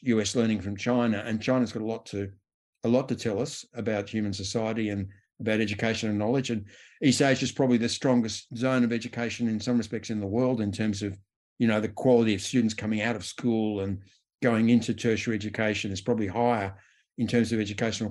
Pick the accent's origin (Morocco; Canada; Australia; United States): Australia; As an Australian